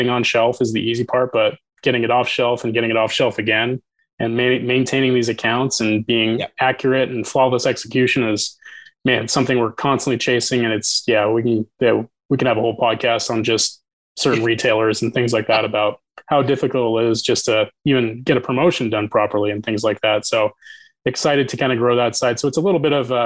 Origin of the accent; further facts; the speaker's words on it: Boise, Idaho, United States; I'm from Boise